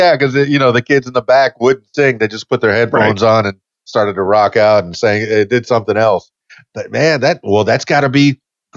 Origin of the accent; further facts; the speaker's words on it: Miami, Florida, United States; moved away as an adult; I'm born and raised in Miami in the Florida Keys.